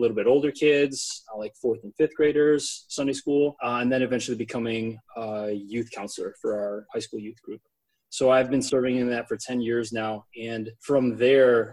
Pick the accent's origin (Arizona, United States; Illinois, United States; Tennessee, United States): Illinois, United States; Darien; moved away as an adult; now in Chicago, United States; I grew up in Darien.